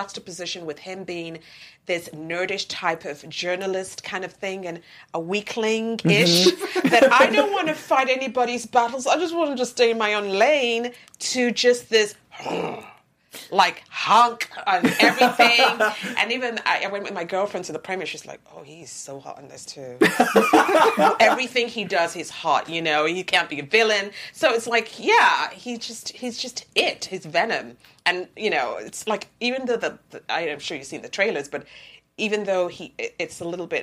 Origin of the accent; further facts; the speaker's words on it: United Kingdom; also born or lived in Nigeria; now in United States; I'm actually Nigerian born, British grown, and American.